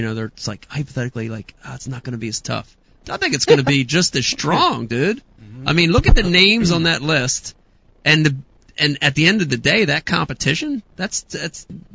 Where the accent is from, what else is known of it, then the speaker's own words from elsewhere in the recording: New Jersey, United States; We're from Jersey.